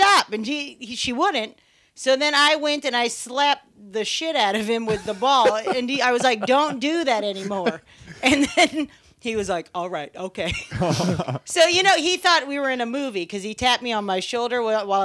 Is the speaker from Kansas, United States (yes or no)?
yes; Kansas, United States; moved away as an adult; I went back home for Thanksgiving